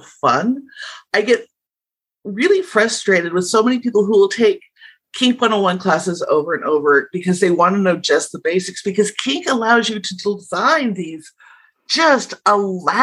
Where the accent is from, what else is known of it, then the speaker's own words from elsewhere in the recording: Southeast Idaho, United States; I grew up in Southeast Idaho on a farm